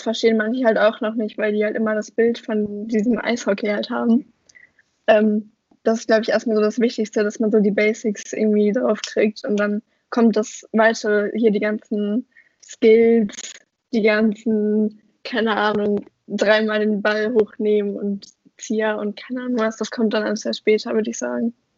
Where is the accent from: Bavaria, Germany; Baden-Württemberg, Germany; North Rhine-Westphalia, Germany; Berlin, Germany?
North Rhine-Westphalia, Germany; Oberhausen; ich komme ja aus Oberhausen